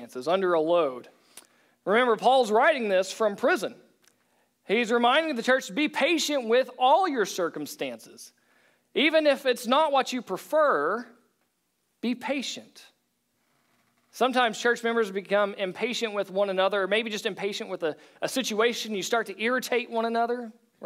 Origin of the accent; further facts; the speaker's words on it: Oklahoma, United States; I was from Oklahoma